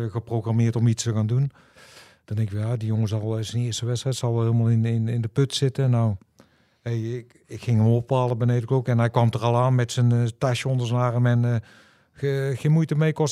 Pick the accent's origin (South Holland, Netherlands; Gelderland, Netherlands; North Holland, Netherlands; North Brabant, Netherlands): North Brabant, Netherlands; Tilburg; Ik ben acteur. Je kan me kennen van eh, bijvoorbeeld Sluipschutters. Ik ben een Tilburger en ik ben ook nog eens een Willem II supporter.